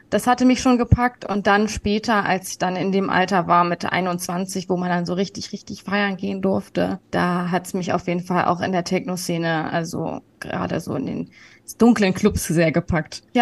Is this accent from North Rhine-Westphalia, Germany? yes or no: no; Berlin, Germany; Genau, ich bin in Berlin geboren und aufgewachsen und ähm, meine Mutter kommt auch aus Berlin, also